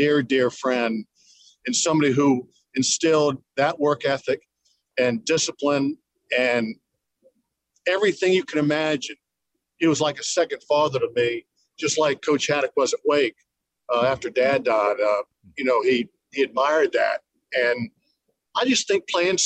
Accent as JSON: {"language": "English", "country": "United States", "said": "as an American player"}